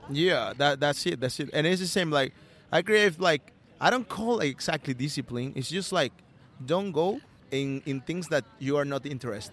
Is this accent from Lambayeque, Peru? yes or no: no; Callao, Peru; English is a second language; moved away as an adult; I'm from Peru. Uh, I was born in a uh, dangerous neighborhood. Uh, the name is Callao, Callao Bellavista. Uh, it's it's in Lima